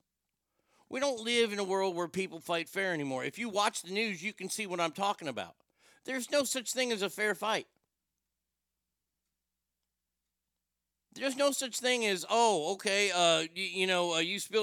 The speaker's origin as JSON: {"language": "English", "town": "Garland", "region": "Texas", "country": "United States", "said": "I'm from Garland"}